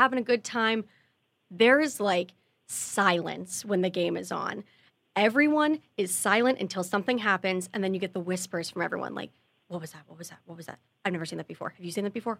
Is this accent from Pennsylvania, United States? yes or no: yes; Pittsburgh, Pennsylvania, United States; moved away; that's my hometown team